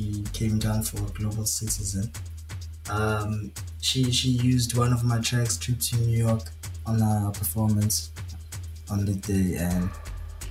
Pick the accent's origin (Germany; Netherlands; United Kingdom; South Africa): South Africa; Clermont, KwaZulu-Natal; I have a lot of people helping me from Claremont that I really love what I'm doing in my hometown